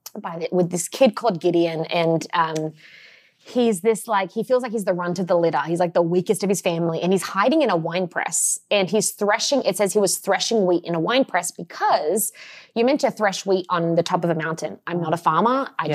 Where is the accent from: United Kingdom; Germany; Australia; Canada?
Australia; now in Los Angeles, United States; And, yes, I am Australian. I moved to LA about, and it'll be 10 years in March, which is wild, right?